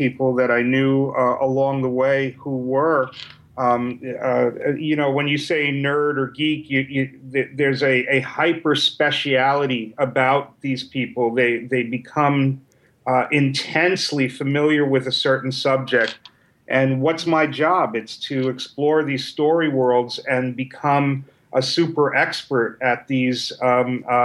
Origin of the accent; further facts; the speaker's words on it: New York City, New York, United States; I was a kid from New York City that wasn't around many other nerds and geeks.